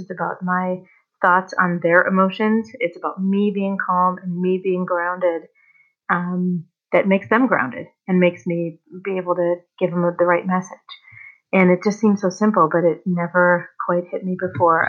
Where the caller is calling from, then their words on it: Colorado, United States; I'm calling from Colorado.